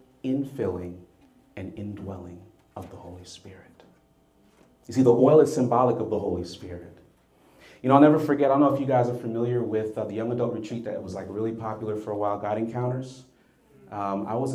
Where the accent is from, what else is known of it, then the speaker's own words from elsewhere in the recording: Jamaica; also born or lived in United States; In Jamaica, we have this saying, so please forgive me. I'm Jamaican American